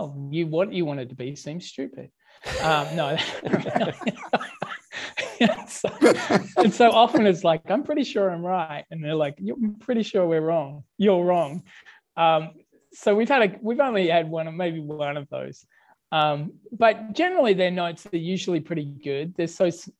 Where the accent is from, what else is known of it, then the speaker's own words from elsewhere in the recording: Australia; I'm Australian